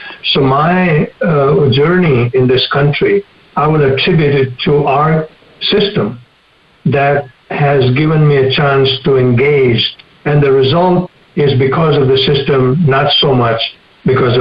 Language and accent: English; India; moved away as an adult; now in United States; I am an immigrant. I grew up in India before partition of India